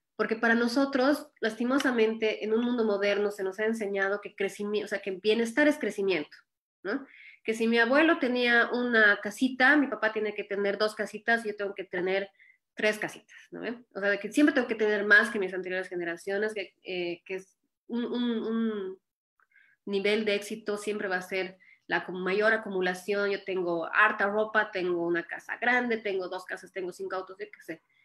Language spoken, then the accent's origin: Spanish; Bolivia; moved away as an adult; now in Ohio, United States